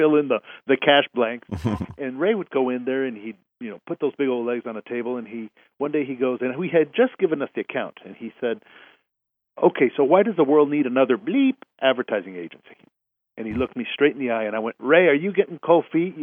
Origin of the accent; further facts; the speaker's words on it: Mexico City, Mexico; now in Houston, United States; I was born in Houston, but, you know, my mom's side of the family was all from Baytown, and my dad's side of the family was all from Mexico City, but I was raised in Mexico City